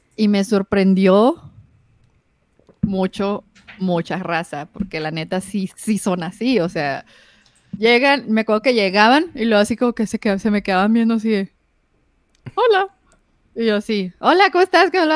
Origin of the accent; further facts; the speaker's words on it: Ciudad Juárez, Chihuahua, Mexico; yo crecí en el Infopark. Entonces, yo sí, crecí en el barrio.